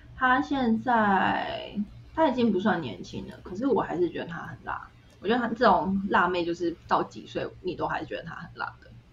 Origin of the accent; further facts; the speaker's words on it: Taiwan; moved away; 然后我说，哦，台湾